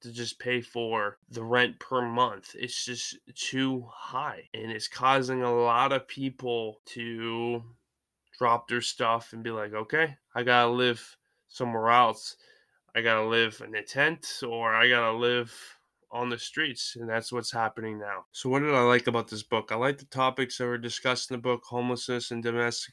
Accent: Lisbon, Maine, United States; born or raised there; also born or lived in Ohio

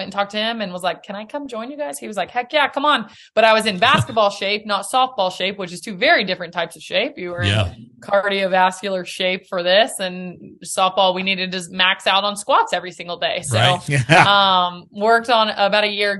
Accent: Nashville, Tennessee, United States; Born and raised in Nashville

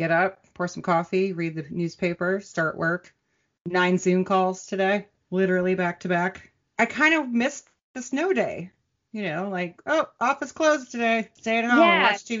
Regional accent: Minnesota, United States; I'm from Minnesota.

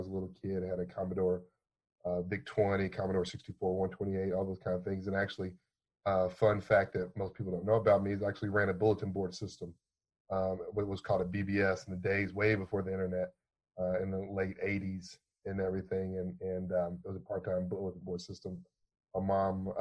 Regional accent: Louisville, Kentucky, United States; Born and raised in Louisville, Kentucky. This is where I called home for my entire life, it seems

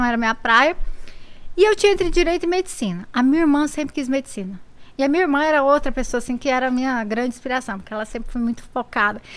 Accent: Inhumas, Goiás, Brazil; accent: Goiás; moved away as an adult; also born or lived in Brasília; eu sou de lá, de Goiás, do, do Goiás.

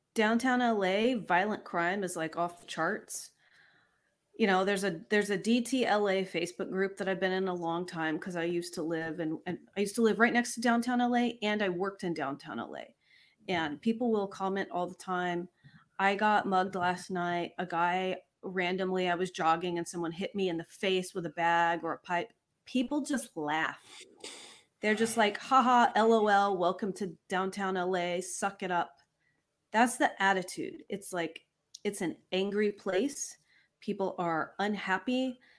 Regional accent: Longview, Texas, United States; also born or lived in Los Angeles County, California; now in Los Angeles, United States; I grew up in Longview, Texas

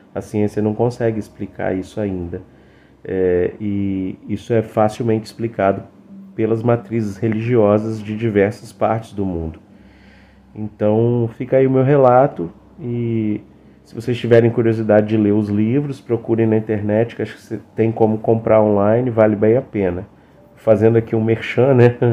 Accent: Cachoeiro de Itapemirim, Espírito Santo, Brazil; Eu sou de Cachoeiro

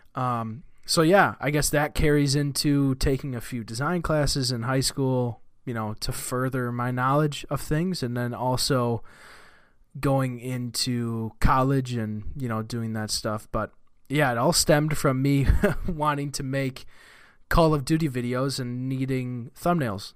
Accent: Marshfield, Wisconsin, United States; I was born in a town called Marshfield, Wisconsin. Um, I am from Wisconsin. I still live in Wisconsin. I've lived in Wisconsin my whole life

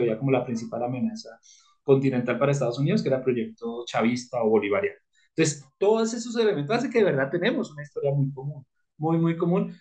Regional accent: Colombia; como colombiano

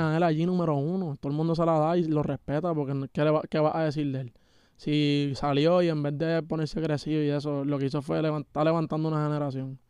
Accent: Puerto Rico; yo soy de PR y estoy aquí en Canadá

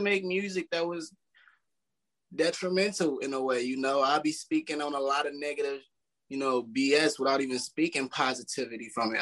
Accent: Milwaukee, Wisconsin, United States; also born or lived in Chicago, Illinois; I moved to Milwaukee. I was young

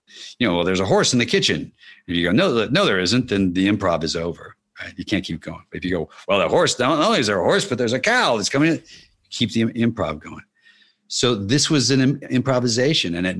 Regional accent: Kentucky, United States; moved away; I grew up in Kentucky

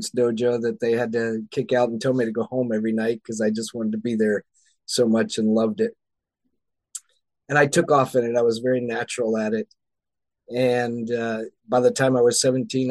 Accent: the South, United States; Growing up in the South, in the Bible Belt, in the United States.

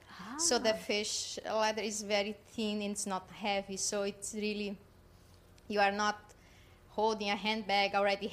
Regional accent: South Brazil, Brazil; now in Boca Raton, United States; I am from South Brazil.

